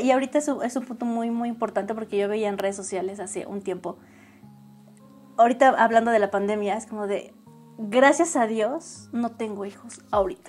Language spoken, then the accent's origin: Spanish; Tlaxcala, Mexico; yo sí soy de aquí de Tlaxcala, escala toda mi familia es de acá y desde toda la vida he vivido